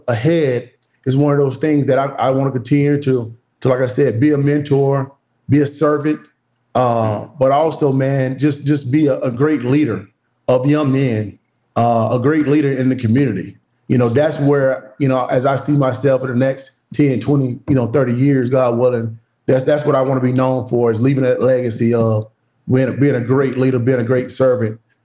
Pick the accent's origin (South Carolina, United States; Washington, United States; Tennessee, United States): South Carolina, United States; Woodruff; moved away; back in my hometown of Woodruff, South Carolina